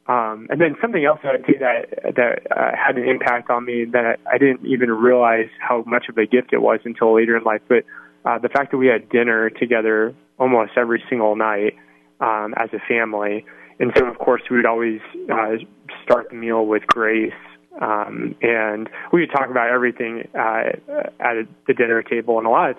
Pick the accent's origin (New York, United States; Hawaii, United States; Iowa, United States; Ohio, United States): Hawaii, United States; also born or lived in North Carolina / Washington / New Mexico / Illinois; So I was born in North Carolina, and then I moved to Washington State, then to New Mexico, then to Illinois, then to Oklahoma, then to England, and then I moved to Hawaii, which is where I graduated from high school.